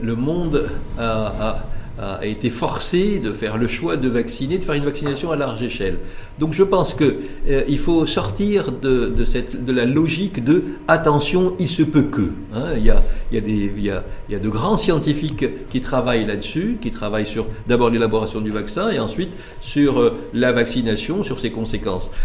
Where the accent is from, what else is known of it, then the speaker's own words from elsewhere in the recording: Morocco; chez nous au Maroc